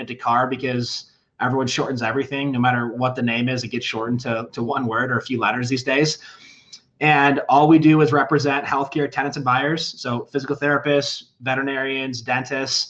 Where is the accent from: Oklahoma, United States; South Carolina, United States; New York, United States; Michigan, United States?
Michigan, United States; Charlevoix; moved away as an adult; also born or lived in Denver, Colorado; now in Castle Rock, United States; I grew up in northern Michigan, little resort town called Charlevoix.